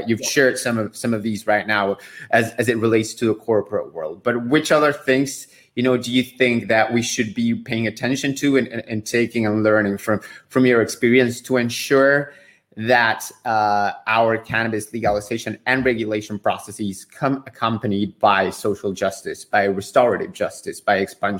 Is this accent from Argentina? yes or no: yes; Argentina; I am from Argentina.